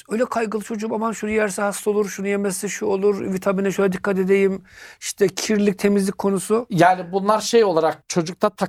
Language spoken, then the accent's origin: Turkish; Turkey; Ben Türk'üm. Annesinin umurunda değil. Ya çocuk soğuk karlı havada gezmiş bu çocuğun ayakları üşümez. Bizim Türk anneler olsa bırak ıslak ayakla gezmeyi Aman Allah'ım.